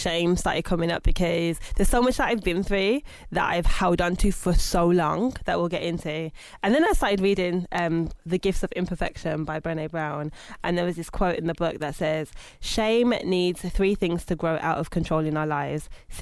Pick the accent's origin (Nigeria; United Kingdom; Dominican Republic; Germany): United Kingdom; Birmingham, West Midlands; moved away as an adult; now in London, United Kingdom; I'm originally from Birmingham. Born in 1986